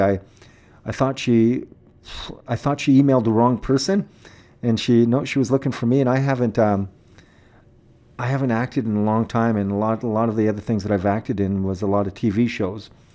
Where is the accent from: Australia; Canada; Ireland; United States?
Canada; Saskatoon, Saskatchewan; Well, I grew up here. I grew up in Saskatoon. I was born here.